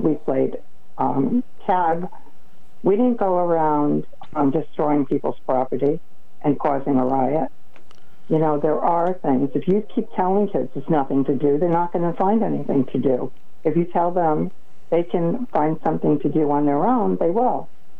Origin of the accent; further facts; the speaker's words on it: Preston, Connecticut, United States; I grew up in Preston.